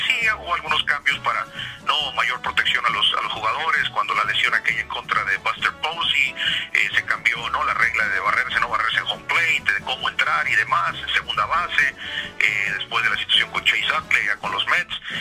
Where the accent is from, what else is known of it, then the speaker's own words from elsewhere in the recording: Hermosillo, Sonora, Mexico; moved away; soy de Hermosillo, Sonora, es el norte de México, frontera con Arizona